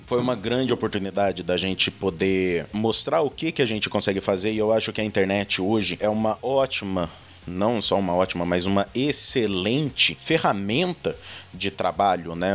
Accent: Lorena, São Paulo, Brazil; also born or lived in Montevideo; eu moro no interior de São Paulo, eu sou de Lorena

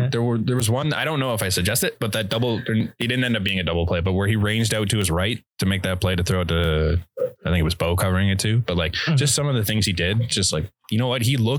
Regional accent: Canada; we're Canadian.

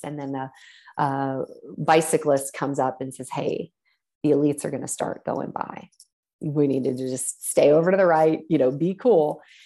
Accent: Columbus, Ohio, United States; my hometown of Columbus, Ohio

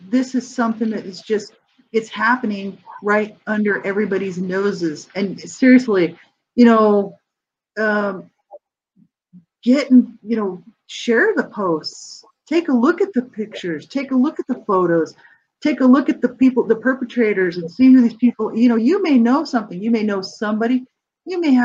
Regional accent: Albuquerque, New Mexico, United States; I'm from New Mexico

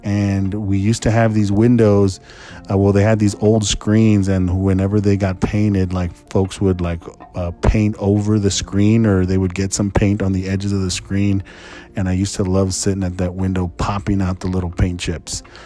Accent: San Antonio, Texas, United States; I was born in San Antonio, Texas

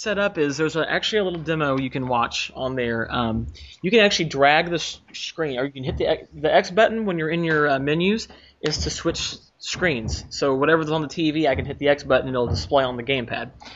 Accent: United States

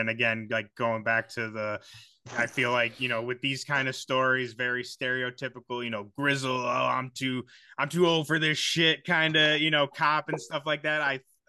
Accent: Chicago, Illinois, United States; I'm from Chicago.

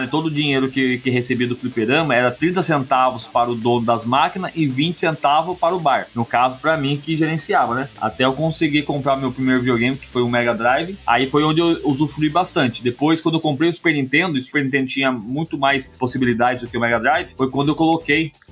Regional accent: Mogi Mirim, São Paulo, Brazil; Mogi Mirim, São Paulo.

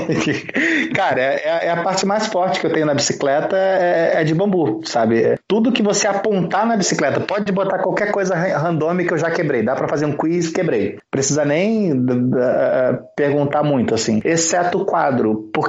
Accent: Rio de Janeiro, Brazil; né? Agora eu tô com 34 anos, sou carioca, apesar do sotaque de merda que não é de lugar nenhum.

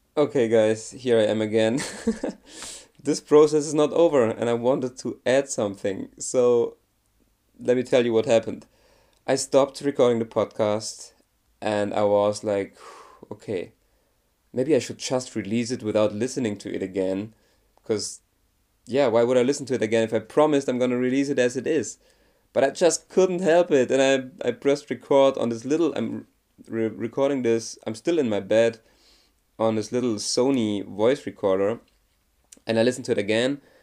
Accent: Germany; I'm from Germany

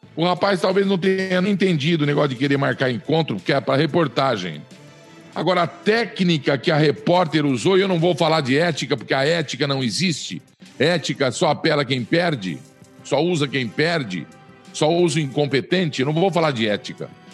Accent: Flórida Paulista, São Paulo, Brazil; de Flórida Paulista, onde eu me criei

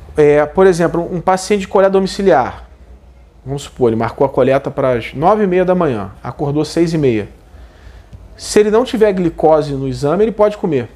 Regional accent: Brazil; como brasileiro

